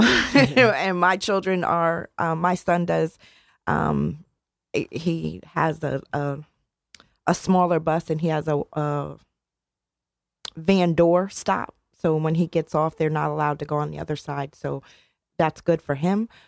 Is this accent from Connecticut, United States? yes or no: yes; New Haven, Connecticut, United States; I grew up in Newhallville